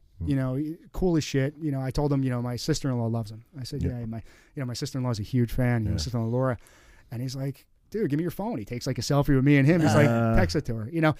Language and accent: English; Hazlet, New Jersey, United States; me, I'm from Hazlitt.